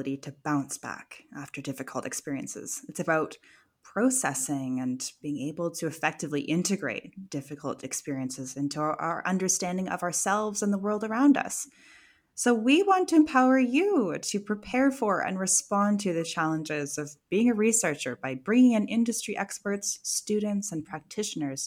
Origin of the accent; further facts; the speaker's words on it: Canada; moved away as an adult; now in Edinburgh, United Kingdom; I am a Canadian